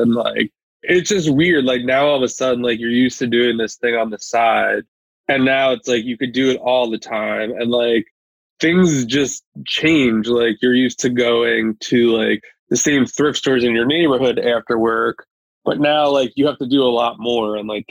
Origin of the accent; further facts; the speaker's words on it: New York, United States; now in Pennsylvania, United States; I'm originally from New York.